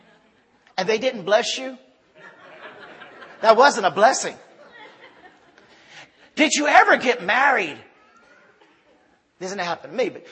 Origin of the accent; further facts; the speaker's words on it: Ville Platte, Louisiana, United States; moved away as an adult; also born or lived in Punta Gorda, Belize; we're from Ville Platte, Louisiana